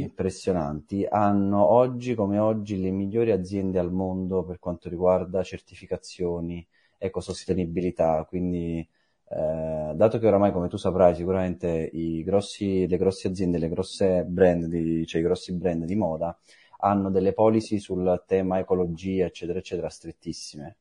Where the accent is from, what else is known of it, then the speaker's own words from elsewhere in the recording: Naples, Campania, Italy; Napoli, sono di Santa Lucia, proprio sul mare